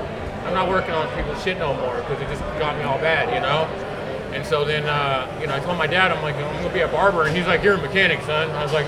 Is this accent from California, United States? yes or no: yes; the Bay Area, California, United States; And I'm from the Bay Area.